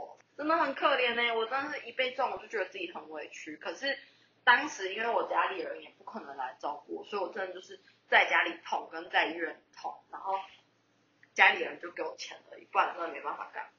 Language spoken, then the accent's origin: Chinese; southern Taiwan, Taiwan; 我是南部来的，然后我在这里没有没有认识的人